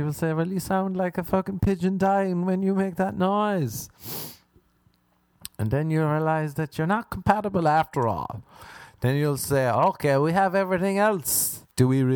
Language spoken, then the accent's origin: English; Ireland; I'm an Irishman